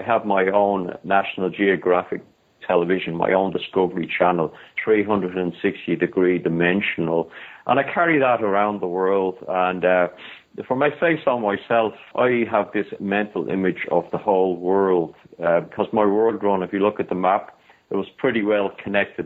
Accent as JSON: {"language": "English", "country": "Ireland", "said": "I'm from Ireland"}